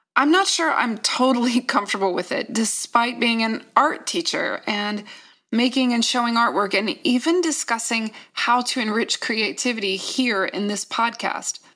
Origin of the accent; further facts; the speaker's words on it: Virginia, United States; I'm from Virginia